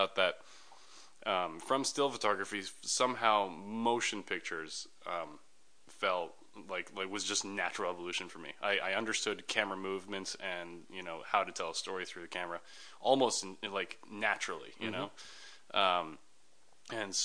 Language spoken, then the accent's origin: English; Toronto, Ontario, Canada; also born or lived in Germany; now in Los Angeles, United States; I grew up in Toronto in Canada